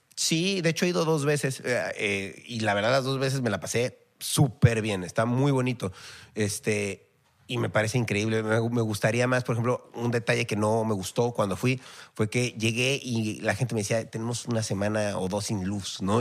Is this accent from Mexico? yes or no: yes; Mexico; yo como mexicano salí de mi país